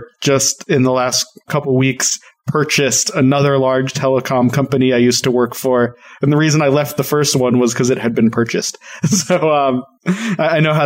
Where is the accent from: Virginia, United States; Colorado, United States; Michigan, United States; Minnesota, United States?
Colorado, United States; moved away; also born or lived in Portland / Atlanta; I grew up in Colorado